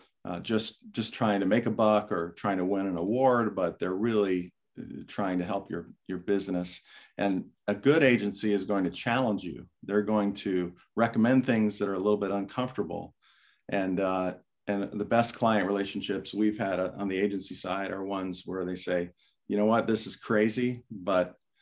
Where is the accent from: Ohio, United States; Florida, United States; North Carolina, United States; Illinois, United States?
Florida, United States; I grew up in Florida